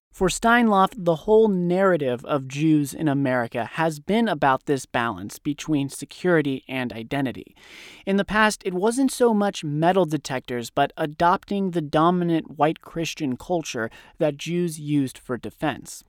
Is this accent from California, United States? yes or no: yes; Thousand Oaks, California, United States; my hometown in Thousand Oaks, California